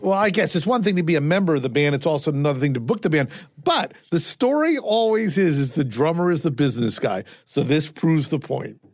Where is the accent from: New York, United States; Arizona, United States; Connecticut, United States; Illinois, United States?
Connecticut, United States; Fairfield; I grew up, as I say, in Fairfield.